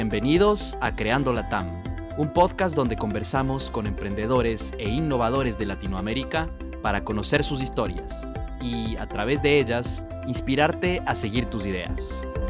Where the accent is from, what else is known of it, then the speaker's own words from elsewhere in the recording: Ecuador; Ecuador, de donde yo soy